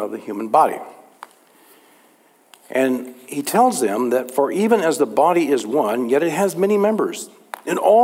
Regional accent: Texas, United States; growing up in Texas

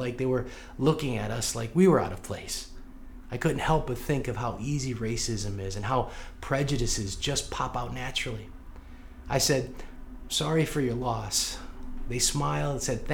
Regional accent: St. Louis, Missouri, United States; I grew up in South St. Louis

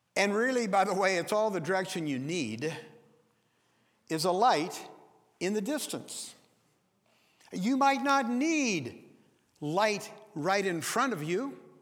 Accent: Forks, Washington, United States; I was born and raised in Forks, it's out on the Olympic Peninsula

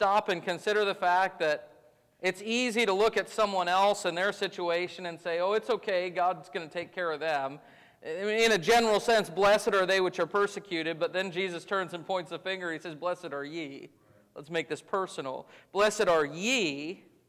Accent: United States; As American Christians, we have been very blessed to live our entire lives in religious freedom

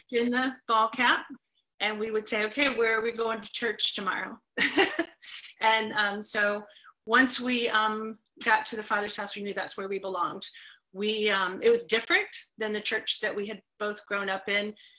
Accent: Leesburg, Florida, United States; also born or lived in Orlando, Florida; I was actually 3 when we moved here, so not quite born here, but 3 years old.

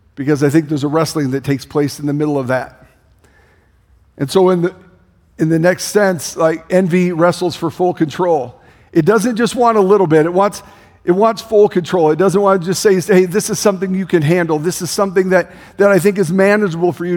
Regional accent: Denison, Iowa, United States; I grew up in Denison, Iowa.

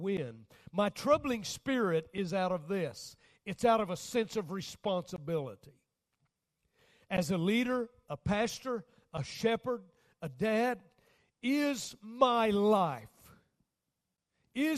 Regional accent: United States

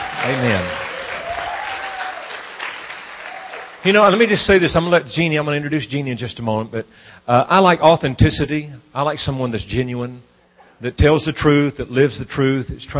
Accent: Louisiana, United States; I'm from Louisiana

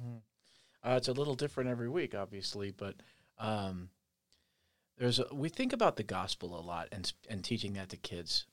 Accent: Andover, Kansas, United States; moved away; also born or lived in Colorado Springs, Colorado / Omaha, Nebraska / Ames, Iowa; I am from Andover, Kansas

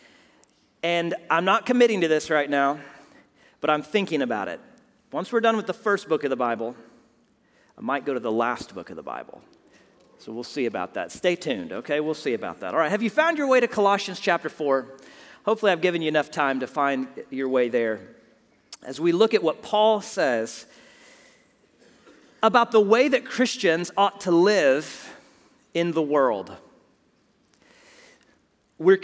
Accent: Houston, Texas, United States; my hometown of Houston

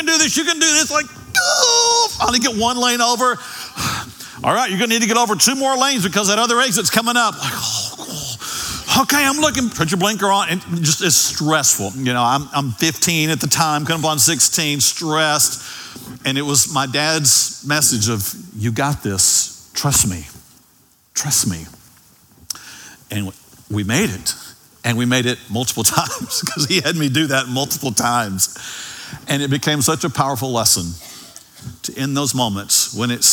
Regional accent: Dallas, Texas, United States; also born or lived in Ovilla, Texas; I grew up in Oak Cliff, and then there came a day that we moved to Ovilla, and it was during my high school years

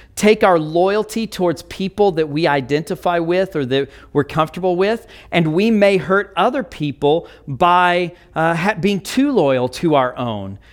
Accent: United States; we may value being an American

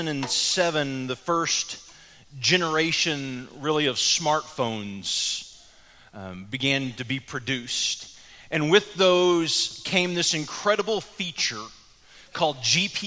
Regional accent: the Metroplex, Texas, United States; now in Cleburne, United States; growing up in the Metroplex, I knew my way around the Metroplex pretty well

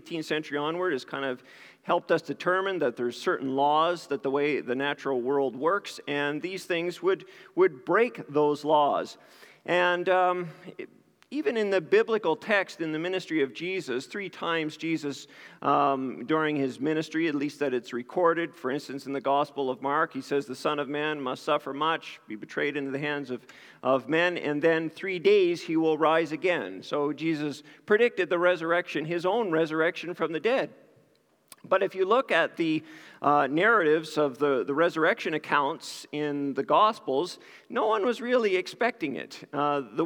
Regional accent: New Glasgow, Nova Scotia, Canada; moved away; I grew up in New Glasgow, Nova Scotia

